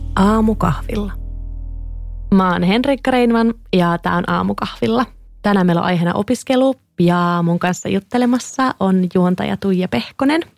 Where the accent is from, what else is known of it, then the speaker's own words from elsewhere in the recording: Kouvola, Kymenlaakso, Finland; moved away; Mä oon siis Kouvolasta, Kouvolan yhteiskoulun lukiosta